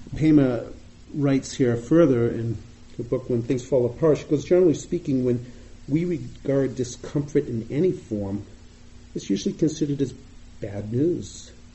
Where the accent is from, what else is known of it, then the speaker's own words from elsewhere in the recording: Boston, Massachusetts, United States; accent: Boston; You may hear from my voice, I sound like I'm from Boston, and I am.